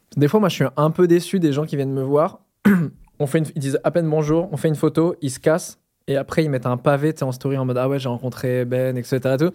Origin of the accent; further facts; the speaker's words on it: Caen, Normandy, France; moved away as an adult; now in Paris, France; j'ai quitté Caen